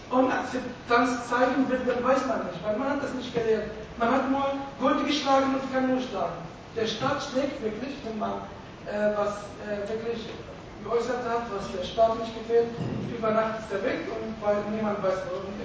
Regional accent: Palestine; German is a second language; now in Germany; ich komme aus Palästina

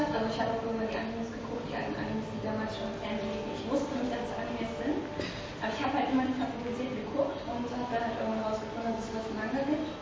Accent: Kiel, Schleswig-Holstein, Germany; ähm, ich komme nicht aus der Gegend Kiel, sondern direkt aus Kiel.

